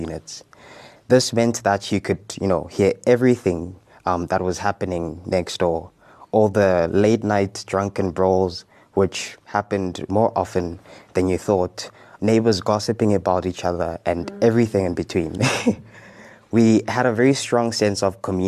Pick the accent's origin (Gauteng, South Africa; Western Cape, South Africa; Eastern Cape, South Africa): Gauteng, South Africa; Johannesburg; moved away as an adult; now in Cape Town, South Africa; I grew up in Soweto